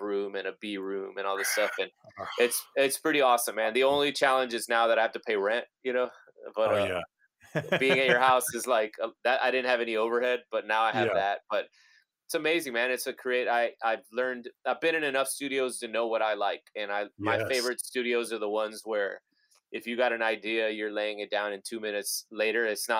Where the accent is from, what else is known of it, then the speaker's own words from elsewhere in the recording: Laredo, Texas, United States; a few of us were from my hometown, from Laredo, and we were like these kids that grew up on the Mexican border